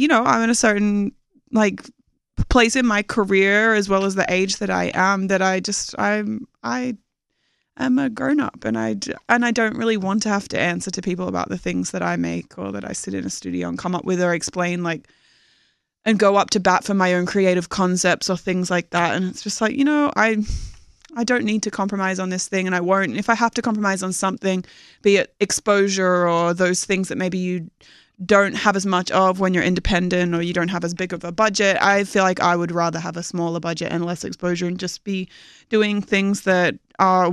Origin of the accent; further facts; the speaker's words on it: Australia; moved away; I'm from Australia